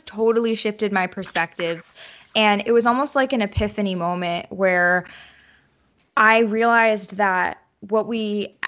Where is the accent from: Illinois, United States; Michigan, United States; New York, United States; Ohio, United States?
New York, United States; moved away as an adult; now in Nashville, United States; I was born and raised in New York